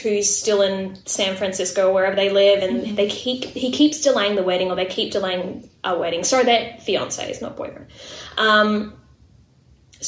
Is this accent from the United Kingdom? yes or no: no; Queensland, Australia; we're Queenslanders, it's Queensland, we're Australian